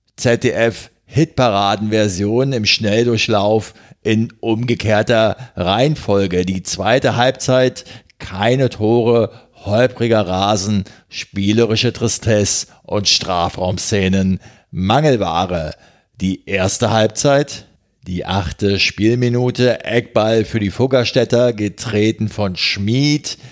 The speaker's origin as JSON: {"language": "German", "region": "Berlin", "country": "Germany", "said": "als Berliner"}